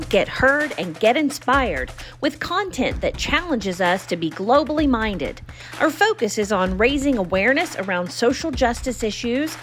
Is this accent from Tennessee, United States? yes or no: yes; West Tennessee, United States; When I was a little girl, I grew up in West Tennessee in a really small town